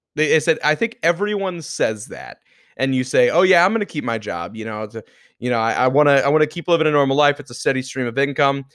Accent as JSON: {"language": "English", "region": "Florida", "country": "United States", "tie": "born or raised there", "said": "born and raised in Florida"}